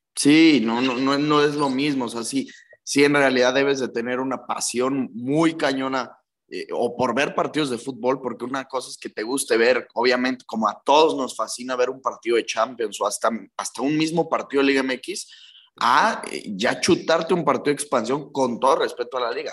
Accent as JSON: {"language": "Spanish", "country": "Mexico", "said": "siendo mexicano"}